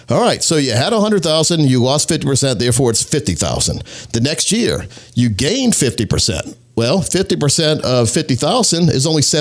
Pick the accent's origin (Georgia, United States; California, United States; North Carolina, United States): North Carolina, United States; I grew up in Scotland County, North Carolina, which is right on the border of North and South Carolina, and close to Sanford, North Carolina